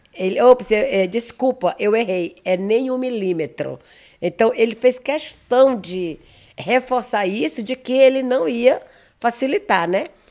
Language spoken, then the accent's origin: Portuguese; Maranhão, Brazil; moved away as an adult; now in São Paulo, Brazil; eu não sou natural de São Paulo, né? Uhum. Eu sou do Maranhão